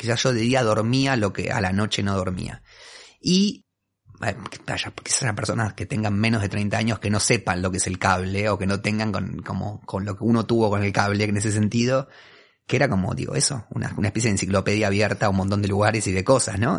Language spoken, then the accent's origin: Spanish; Buenos Aires, Argentina; Soy un porteño de ley, o sea, no tengo, no puedo, narrar un origen que sea distinto a este